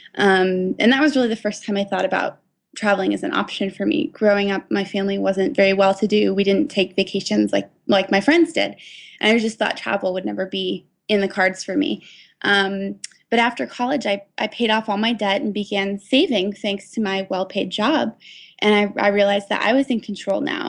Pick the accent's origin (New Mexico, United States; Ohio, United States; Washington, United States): Washington, United States; Seattle; I'm from Seattle, uh, so I went to the University of Washington